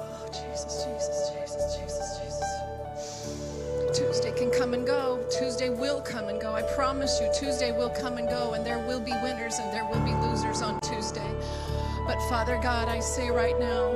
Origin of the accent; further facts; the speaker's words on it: United States; I am an American